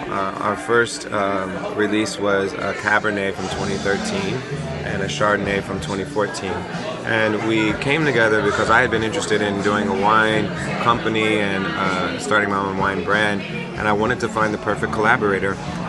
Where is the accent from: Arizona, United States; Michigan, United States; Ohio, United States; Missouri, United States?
Ohio, United States; Springfield; also born or lived in New York; now in California, United States; I grew up an hour and a half north of Cincinnati.